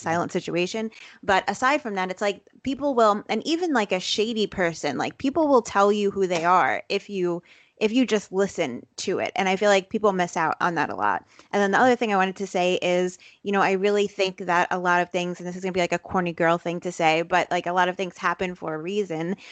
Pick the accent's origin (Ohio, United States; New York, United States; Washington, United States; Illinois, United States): New York, United States; New York City; I grew up in Brooklyn, in Bensonhurst, Brooklyn